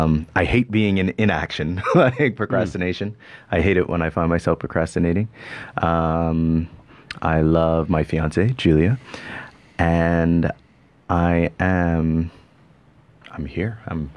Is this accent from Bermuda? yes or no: yes; Bermuda; accent: part Canadian, part Bermudian; I come from Bermuda. And for those who are listening, my accent's all over the place. It's part Canadian, part Bermudian, part all sorts of stuff.